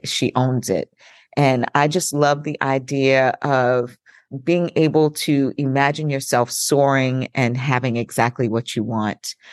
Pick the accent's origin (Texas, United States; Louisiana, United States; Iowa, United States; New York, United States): New York, United States; Long Island; I'm from Long Island, New York